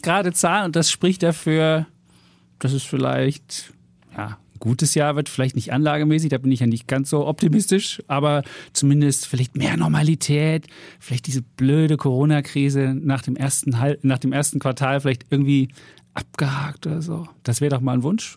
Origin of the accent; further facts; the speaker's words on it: East Germany, Germany; moved away as an adult; ich bin ja im Osten groß geworden, 18 Jahre da gelebt